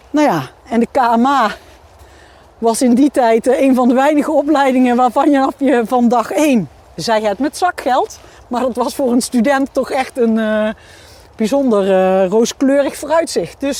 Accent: Limburg, Netherlands; Ehm, ik ben opgegroeid in Limburg.

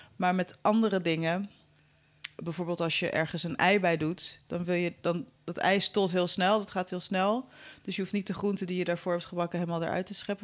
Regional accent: Amsterdam, North Holland, Netherlands; Ik ben in Amsterdam opgegroeid

